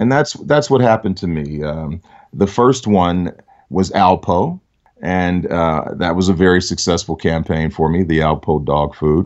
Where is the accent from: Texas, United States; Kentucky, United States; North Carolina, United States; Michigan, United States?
Michigan, United States; Detroit; I grew up in Detroit.